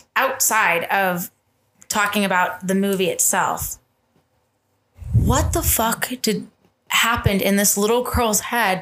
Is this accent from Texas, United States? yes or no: no; Tucson, Arizona, United States; This is Southern Arizona. I was born in Tucson.